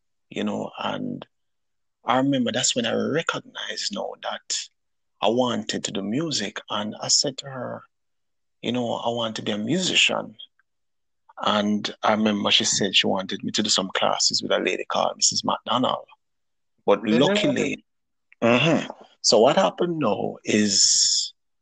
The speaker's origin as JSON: {"language": "English", "town": "Kingston", "country": "Jamaica", "tie": "born or raised there", "said": "Well, I grew up in Kingston. I'm from Kingston, Jamaica. That's where I was born and raised"}